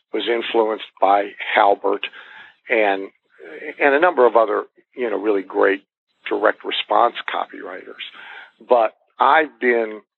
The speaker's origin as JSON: {"language": "English", "town": "Bath", "region": "Ohio", "country": "United States", "moved": "yes", "said": "I'm from Bath, Ohio."}